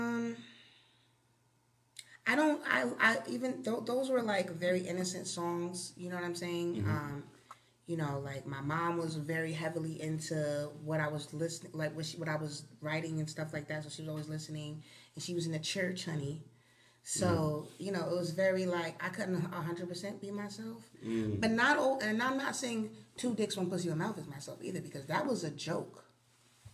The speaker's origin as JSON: {"language": "English", "town": "Albany", "region": "New York", "country": "United States", "said": "I'm from Albany"}